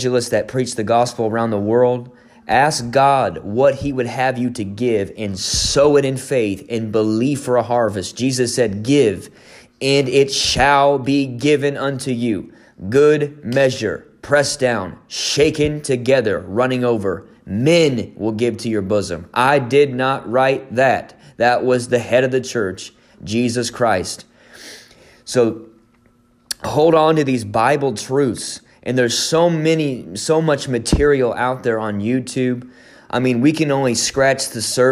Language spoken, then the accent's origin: English; Indiana, United States; I'm from Indiana